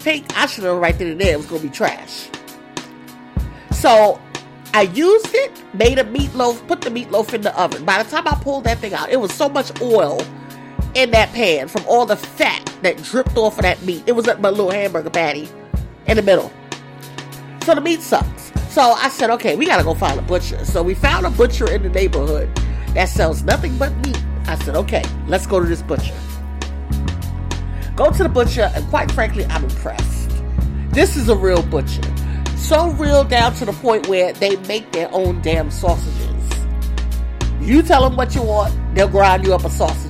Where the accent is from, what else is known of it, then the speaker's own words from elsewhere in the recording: New York, United States; moved away; I'm from New York